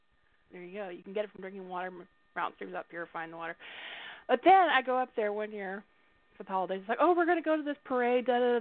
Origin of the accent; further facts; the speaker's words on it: Southern United States, United States; I was raised in the South, so my accent's just such a muddle.